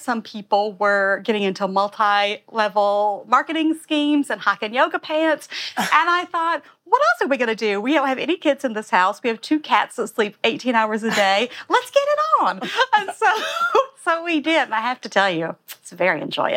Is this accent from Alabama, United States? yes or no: yes; Alabama, United States; now in New York, United States; I'm from Alabama